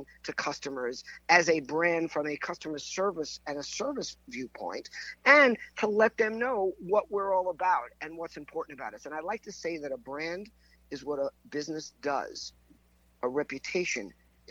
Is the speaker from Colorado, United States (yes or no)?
no; Long Island, New York, United States; accent: New York; also born or lived in Pompano Beach, Florida; I grew up in Long Island, just outside of New York